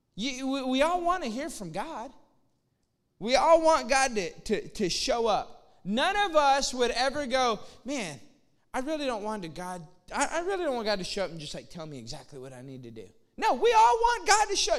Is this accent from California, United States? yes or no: no; Austin, Texas, United States; moved away as an adult; also born or lived in Lafayette, Louisiana; now in McKinney, United States; I'm from Austin.